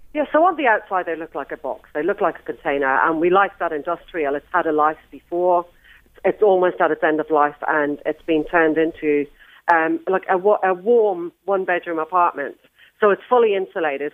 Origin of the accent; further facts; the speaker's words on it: Ireland; moved away; also born or lived in New Zealand; I'm Irish